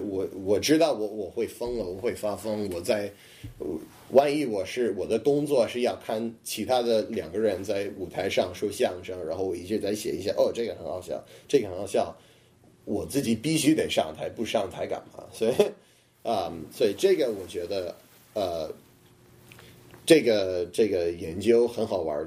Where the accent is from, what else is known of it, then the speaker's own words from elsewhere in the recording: Boston, Massachusetts, United States; Chinese is a second language; moved away as an adult; now in Beijing, China; 我在波士顿，也白人很多